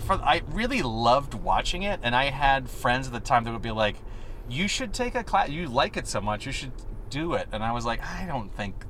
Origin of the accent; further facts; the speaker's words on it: La Porte, Indiana, United States; moved away as an adult; also born or lived in Chicago, Illinois; now in Los Angeles, United States; I was born outside of Chicago. I was born in a town called LaPorte, Indiana.